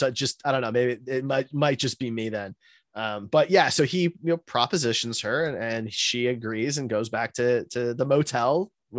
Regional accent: Midwest, United States; Maybe I'm naive and sheltered because I grew up in the Midwest

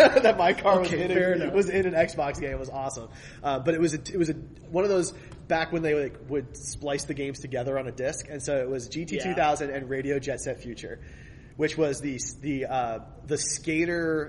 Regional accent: Philadelphia, Pennsylvania, United States; moved away; I'm from Philadelphia originally

